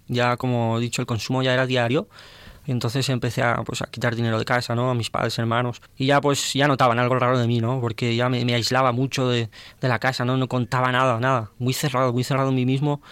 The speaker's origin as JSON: {"language": "Spanish", "town": "Valencia", "region": "Valencian Community", "country": "Spain", "moved": "yes", "lives_now": "Tarragona, Spain", "said": "soy de Valencia"}